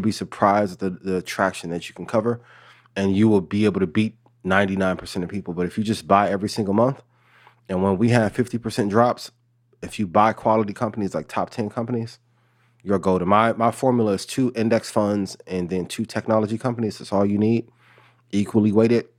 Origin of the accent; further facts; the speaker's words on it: Northwest Indiana, United States; I'm from Northwest Indiana. I grew up twenty minutes from Chicago